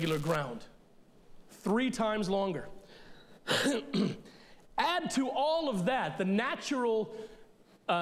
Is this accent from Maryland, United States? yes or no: yes; Elkton, Maryland, United States; we grew up in Elkton, Maryland